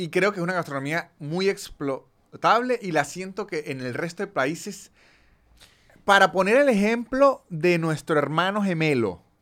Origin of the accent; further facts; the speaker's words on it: Venezuela; moved away as an adult; also born or lived in Argentina; now in Buenos Aires, Argentina; creo que como venezolanos estamos viendo las crisis solo como algo malo